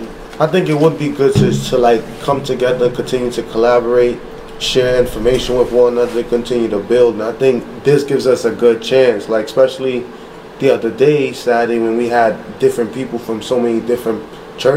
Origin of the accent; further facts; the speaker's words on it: New York, United States; we're from New York